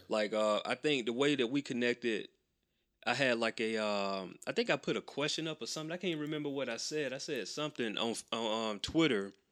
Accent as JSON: {"language": "English", "town": "Macon", "region": "Georgia", "country": "United States", "tie": "born or raised there", "said": "I grew up in Macon"}